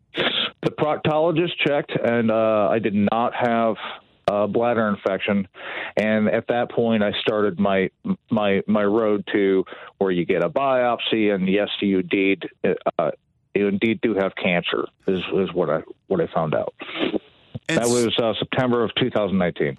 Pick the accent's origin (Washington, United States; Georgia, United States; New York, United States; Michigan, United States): Michigan, United States; Dearborn; also born or lived in Allen Park, Michigan; I was born in Dearborn, right outside uh, Detroit, in uh, the, the mid 70s and I, I grew up in uh, right outside Detroit.